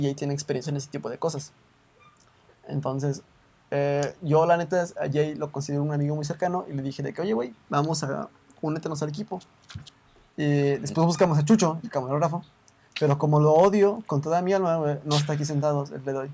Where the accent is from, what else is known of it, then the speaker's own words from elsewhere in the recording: Mexico; aquí en México